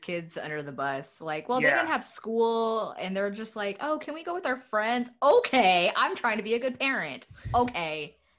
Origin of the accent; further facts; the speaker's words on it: Texas, United States; Hey, I'm from Texas too.